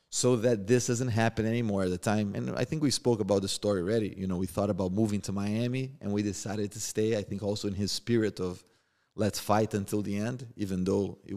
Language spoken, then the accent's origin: English; Rio de Janeiro, Brazil; born or raised there; now in United States